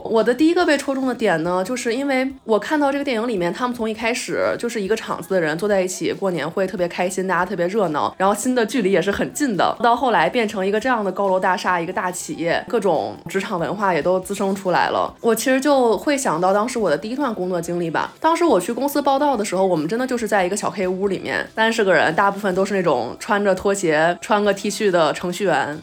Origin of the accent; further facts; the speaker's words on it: Beijing, China; 我作为一个北京人